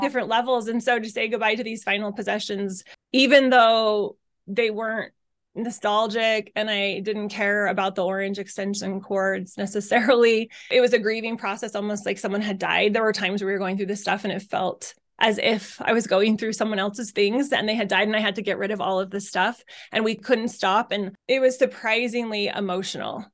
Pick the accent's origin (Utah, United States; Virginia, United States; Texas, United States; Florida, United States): Utah, United States; moved away as an adult; also born or lived in Arizona; I was raised in Utah